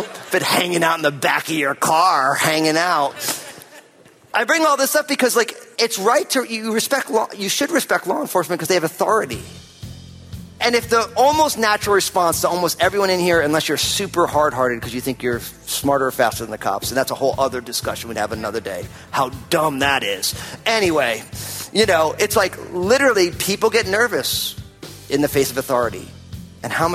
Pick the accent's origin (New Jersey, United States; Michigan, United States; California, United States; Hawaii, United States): New Jersey, United States; now in Pacific Northwest, United States; I'm from New Jersey